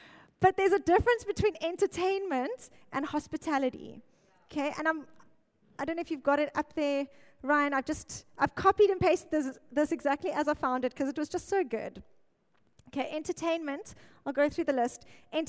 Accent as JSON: {"language": "English", "town": "Mossel Bay", "region": "Western Cape", "country": "South Africa", "lives_now": "Cape Town, South Africa", "said": "Okay, no Joburgers here. I came from Mossel Bay."}